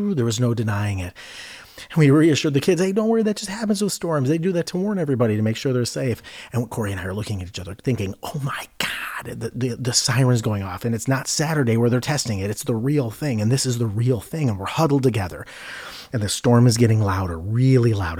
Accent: Ohio, United States; I grew up in Ohio

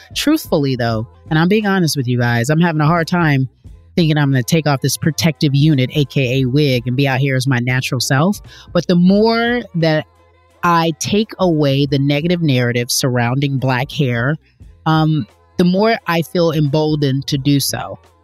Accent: California, United States; growing up in California

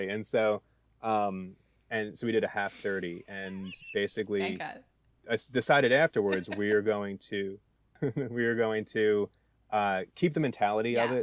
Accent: New Jersey, United States; I'm I'm from New Jersey

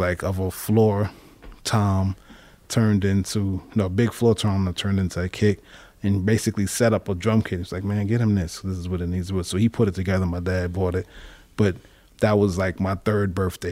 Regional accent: New York City, New York, United States; also born or lived in Manhattan / Brooklyn Heights; I was born, uh, Manhattan, uh, Saint Luke's Women's Hospital up in East Harlem. And then I grew up, um, at that time my parents lived Brooklyn Heights, but then I grew up in Queens mainly

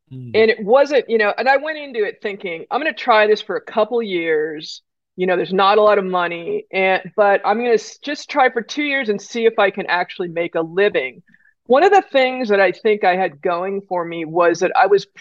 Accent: California, United States; I grew up with the in California with the junior lifeguard program

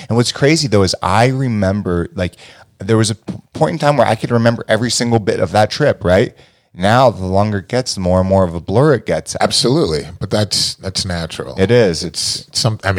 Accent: Cleveland, Ohio, United States; Well, it all starts in a small town called Cleveland, Ohio.

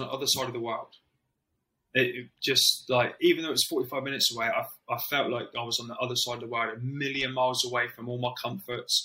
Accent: Plymouth, South West England, United Kingdom; I'm from Plymouth. I'd never been anywhere on my own outside of Plymouth without my parents and me

